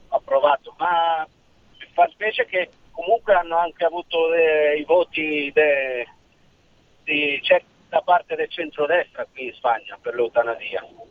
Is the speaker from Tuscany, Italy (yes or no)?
no; Milan, Lombardy, Italy; now in Malaga, Spain; sono di Milano, eh. Però abito qua